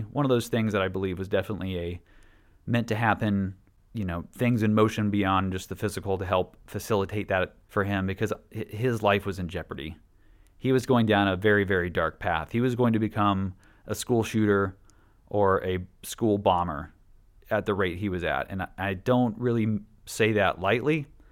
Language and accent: English; Washington, United States; also born or lived in Statesboro, Georgia; we grew up in Statesboro from the ages of seven and nine until we moved to Washington State